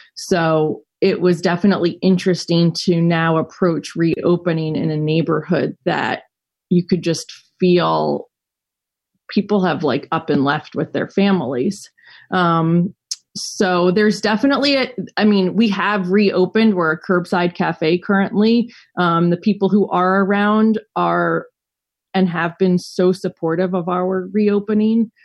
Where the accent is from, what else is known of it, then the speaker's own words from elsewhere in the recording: New York City, New York, United States; also born or lived in Colorado; I grew up in New York City and ran away to Colorado for college